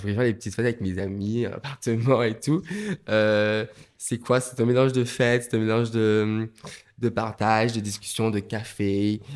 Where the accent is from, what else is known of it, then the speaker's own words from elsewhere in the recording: Martinique; moved away; j'ai grandi en Martinique